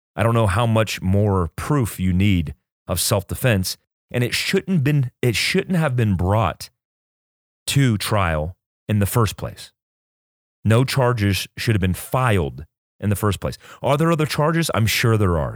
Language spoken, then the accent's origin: English; United States; as an American who believes in constitutional rights